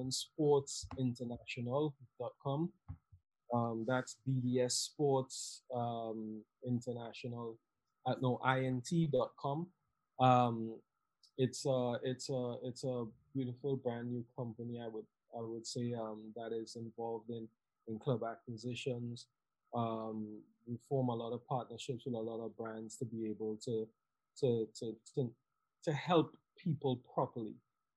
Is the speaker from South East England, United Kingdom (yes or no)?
yes; Southampton, South East England, United Kingdom; I came from Southampton, which the weather wasn't that bad to, you know, the extreme of the Northeast.